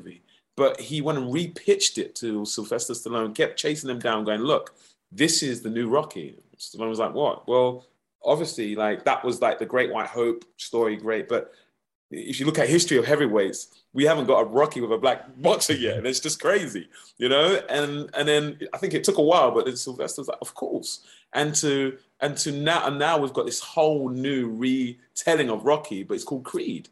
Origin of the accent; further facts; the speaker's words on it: United Kingdom; moved away as an adult; now in Los Angeles, United States; I'm a Brit